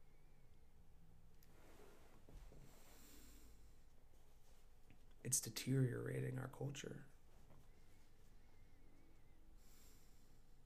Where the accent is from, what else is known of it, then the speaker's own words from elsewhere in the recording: United States; growing up in America